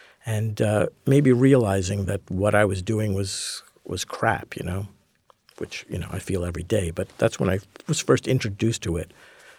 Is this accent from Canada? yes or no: yes; Montreal, Quebec, Canada; I grew up in Montreal, so I was a hockey fan, as you pretty well had to be.